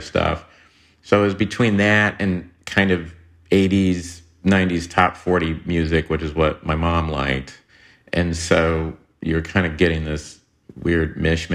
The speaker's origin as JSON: {"language": "English", "town": "Tulsa", "region": "Oklahoma", "country": "United States", "said": "I'm from Tulsa, Oklahoma"}